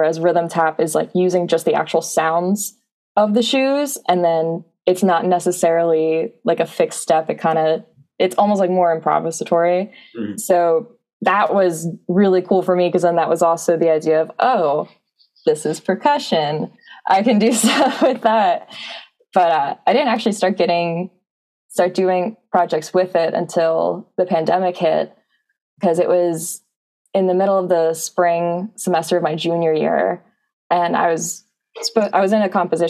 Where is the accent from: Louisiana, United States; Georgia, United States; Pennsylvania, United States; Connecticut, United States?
Pennsylvania, United States; Lansdale; Lansdale, PA. So it's about 3 hours southeast from Penn State. So it's right in the southeast corner of PA.